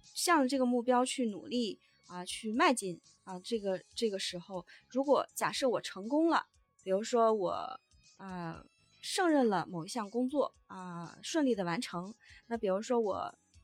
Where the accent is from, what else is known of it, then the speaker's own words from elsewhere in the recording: Northeast China, China; 我们东北人呢也非常，非常传统